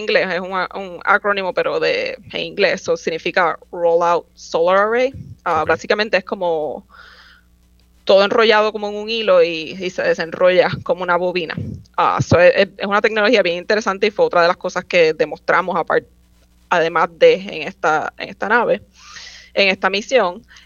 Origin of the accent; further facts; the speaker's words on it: Guaynabo, Puerto Rico; moved away as an adult; also born or lived in San Juan, Puerto Rico / Troy, New York; yo nací en San Juan, me crié en Guaynabo